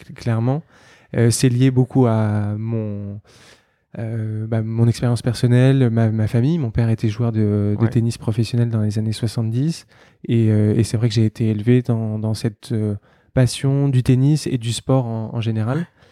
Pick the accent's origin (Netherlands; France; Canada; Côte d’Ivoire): France; Paris, Île-de-France; je suis euh, parisien, né, euh, né à Paris